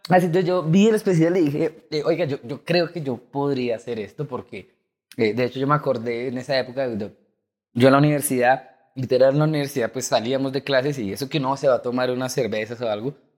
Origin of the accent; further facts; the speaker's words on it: Chía, Cundinamarca, Colombia; yo soy de Chía, que es acá un, pueblo cerca de Cabo.